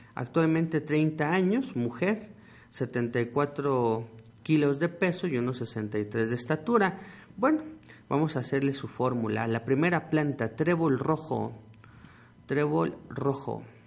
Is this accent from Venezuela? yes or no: no; Mexico; nuestro tesoro como mexicanos que es nuestra herbolaria